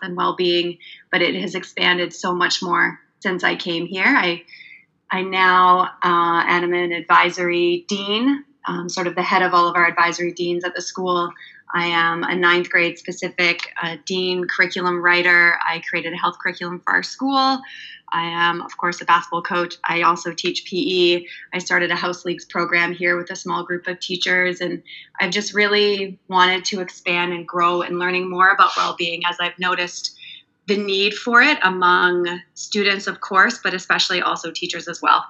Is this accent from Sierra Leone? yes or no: no; Canada; moved away; I'm from Canada, and I taught in Canada for 7 years